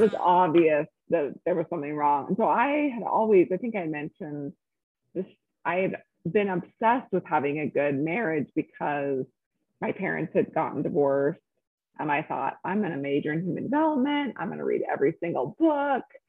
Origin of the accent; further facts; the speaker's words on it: Salt Lake City, Utah, United States; also born or lived in California; I'm from Salt Lake, was born here and spent most of my life here, a little bit of time in California growing up, but here, graduated from high school